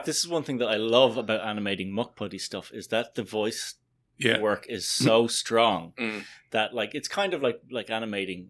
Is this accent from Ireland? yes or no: no; New Zealand; technically, I'm Kiwi